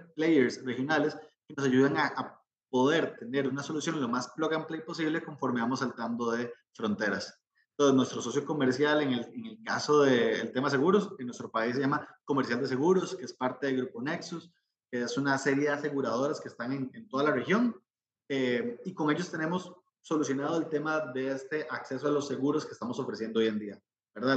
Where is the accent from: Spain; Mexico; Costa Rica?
Costa Rica; como costarricense, como centroamericano